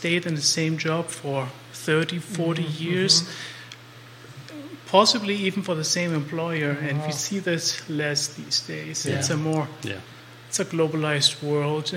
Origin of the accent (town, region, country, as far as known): Germany; also born or lived in Nicaragua; now in Central Virginia, United States